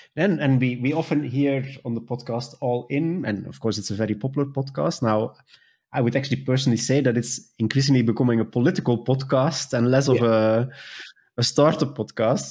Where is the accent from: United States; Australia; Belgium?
Belgium; now in Germany; I'm originally from Belgium